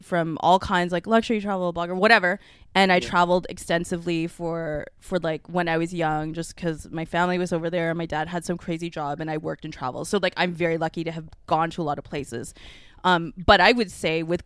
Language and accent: English; Canada; I was born here and I'm like barely Chinese. Lewis says my culture is white, which is true because I'm from Canada.